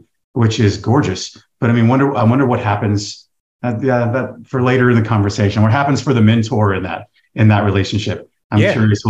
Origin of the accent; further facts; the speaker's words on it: the South, United States; now in San Diego, United States; I'm from the South, so I have a little bit tighter community around me